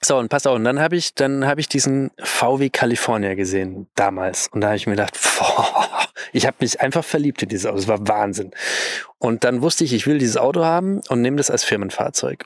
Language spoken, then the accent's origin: German; Bavaria, Germany; bei uns in Bayern würde man sagen